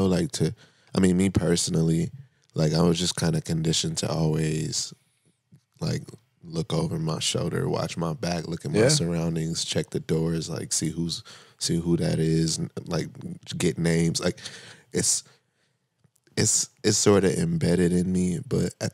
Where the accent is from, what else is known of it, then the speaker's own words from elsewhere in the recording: San Bernardino, California, United States; also born or lived in Moreno Valley, California; I was raised in the Inland Empire